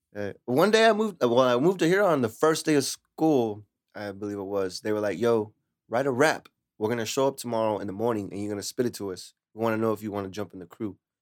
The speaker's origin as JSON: {"language": "English", "town": "Lemoore", "region": "California", "country": "United States", "tie": "born or raised there", "also_born_or_lived": "Hanford", "moved": "as an adult", "lives_now": "Huron, United States", "said": "I'm originally from Lamore. I grew up in Lamore till I was eighteen, and then I moved to here and I live with my mama"}